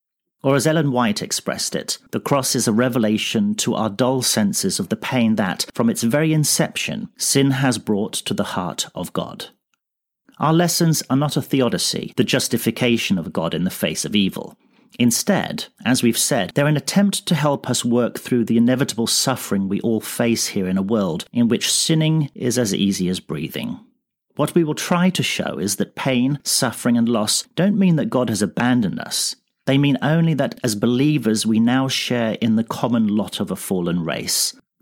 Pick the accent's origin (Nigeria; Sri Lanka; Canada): Sri Lanka; also born or lived in England; now in Iceland; I'm this quarter's principal contributor. I grew up in Sri Lanka as a missionary kid and worked as a pastor in England before becoming conference president in Iceland